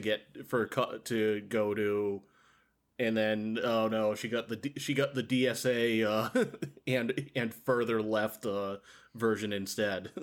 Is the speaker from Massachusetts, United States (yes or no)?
yes; Massachusetts, United States; born or raised there